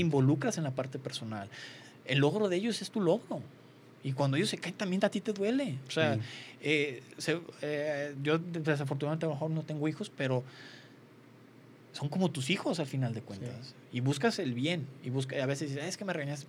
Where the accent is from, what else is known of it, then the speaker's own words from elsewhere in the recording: Mexico; como mexicanos somos fuertes